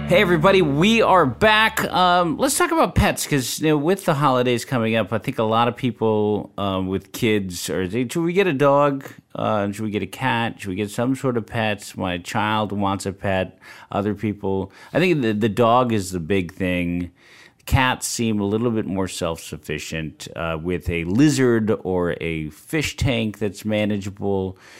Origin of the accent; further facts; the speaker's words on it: San Francisco, California, United States; I grew up in San Francisco in the Sunset District where it's really foggy